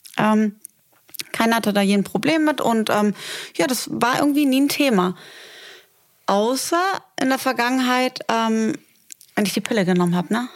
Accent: Germany; moved away as an adult; also born or lived in Berlin; now in Dubai, United Arab Emirates; wenn ich in meinem Heimatdorf Ganakesee zum Bäcker fahre, dann kennt mich die Frau seit ähm, 30 Jahren

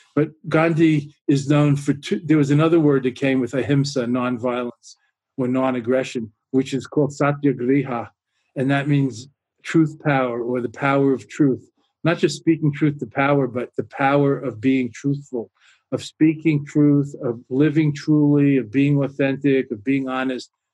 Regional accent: New York, United States; now in near Boston, United States; being a New Yorker originally

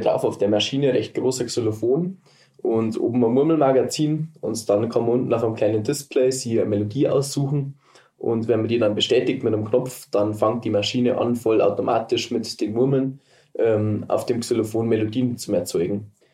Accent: Berchtesgaden, Bavaria, Germany; Ich komme aus Berchtesgaden, das ist der südöstlichste Punkt von Deutschland in die Alpen

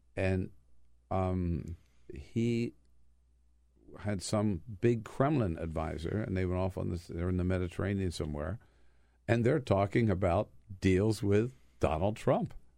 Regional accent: United States; as an American

